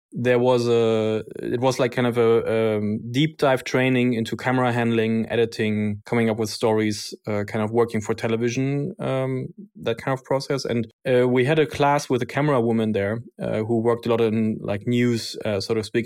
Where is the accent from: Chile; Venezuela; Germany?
Germany; Berlin; born and raised in Berlin, technically, uh, born in a country that doesn't exist anymore, uh, since I'm from East Berlin